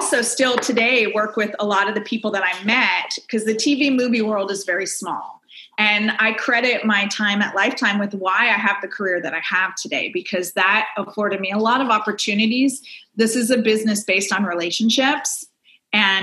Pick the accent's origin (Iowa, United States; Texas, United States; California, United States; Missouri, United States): California, United States; Silicon Valley, Northern; now in Los Angeles, United States; I grew up in Northern California in Silicon Valley area